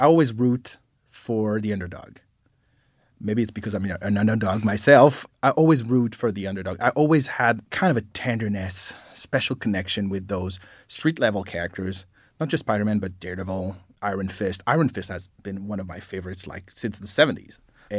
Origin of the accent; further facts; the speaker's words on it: Paris, Île-de-France, France; English is a second language; moved away; I grew up in Paris, France.